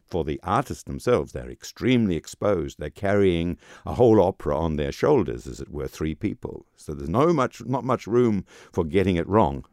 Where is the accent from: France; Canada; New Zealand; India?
New Zealand; moved away as an adult; also born or lived in England / Germany; I am from New Zealand, um, uh, trained in New Zealand and then trained in England and then trained in Germany.